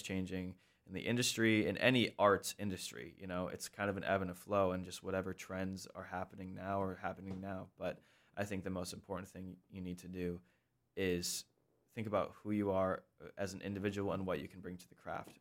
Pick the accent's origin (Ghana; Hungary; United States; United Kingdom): United States; Sioux Falls, South Dakota; moved away; also born or lived in Lancaster, Pennsylvania; I grew up in Sioux Falls, South Dakota